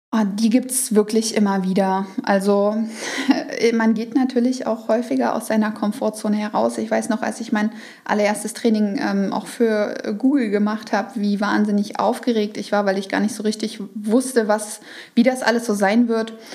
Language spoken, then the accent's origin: German; Saxony, Germany; ich komme ja aus Sachsen und wir hatten Sorbisch in der Schule